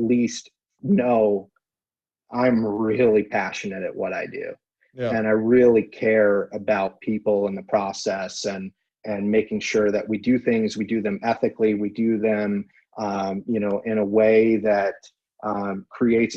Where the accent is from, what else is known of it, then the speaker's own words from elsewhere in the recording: California, United States; moved away; the California high school that I went